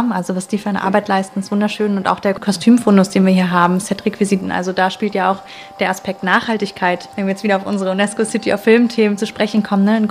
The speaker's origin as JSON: {"language": "German", "town": "Bad Salzuflen", "region": "North Rhine-Westphalia", "country": "Germany", "lives_now": "Potsdam, Germany", "said": "Ich bin hergezogen, extra fürs Studium. Also ich komme aus Ostwestfalen-Lippe, aus einem kleinen Städtchen namens Bad Salzuflen."}